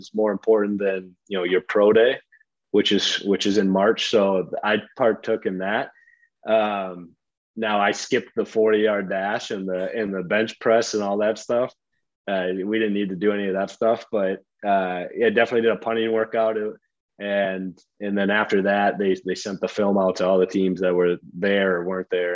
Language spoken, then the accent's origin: English; Midwest, United States; growing up in the Midwest